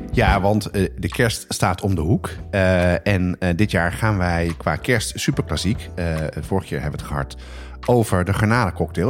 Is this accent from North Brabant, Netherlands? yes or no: no; Amsterdam, North Holland, Netherlands; ik ben opgegroeid op de Nieuwmarkt